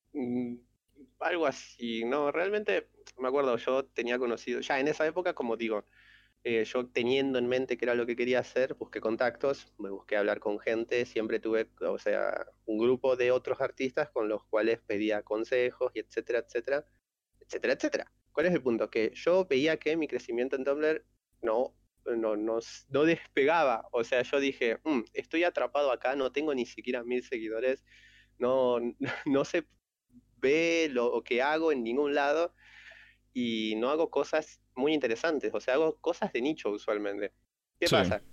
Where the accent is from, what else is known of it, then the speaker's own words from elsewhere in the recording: Argentina; yo soy de Argentina